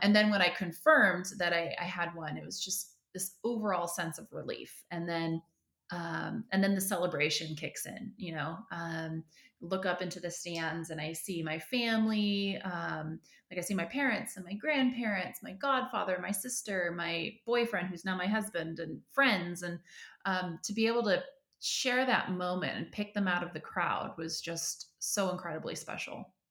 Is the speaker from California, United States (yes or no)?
yes; Northern California, United States; I grew up in Northern California